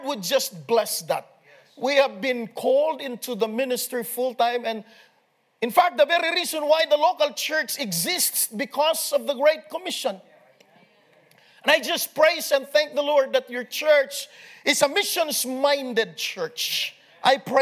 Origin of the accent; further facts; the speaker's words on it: Philippines; I am coming from the Philippines